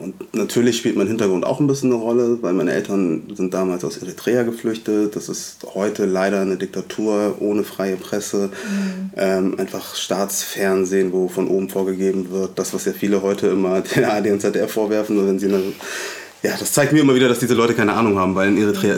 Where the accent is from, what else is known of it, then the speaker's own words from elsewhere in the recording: Hamburg, Germany; also born or lived in Munich; ich bin in Hamburg-Alsterdorf aufgewachsen